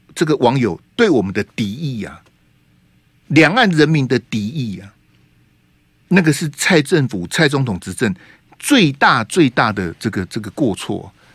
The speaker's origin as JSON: {"language": "Chinese", "country": "Taiwan", "said": "现在在我们台湾"}